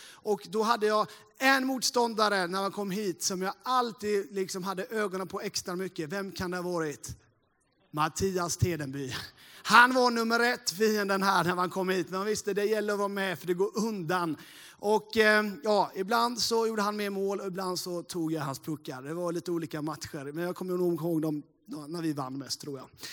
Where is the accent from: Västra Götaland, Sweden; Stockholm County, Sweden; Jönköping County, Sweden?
Jönköping County, Sweden; Sävsjö area, Småland; Jag eh, är ju en eh, äkta smålänning sådär då. Uppvuxen inte så jättelångt här, från Sävsjöbygden